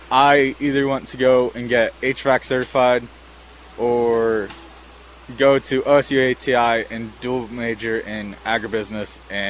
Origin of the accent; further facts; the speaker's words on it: McComb, Ohio, United States; I am from Macomb. I will be a senior this year.